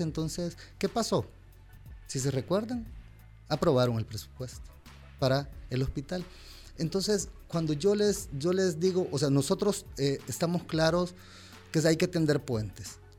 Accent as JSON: {"language": "Spanish", "country": "El Salvador", "said": "como salvadoreños"}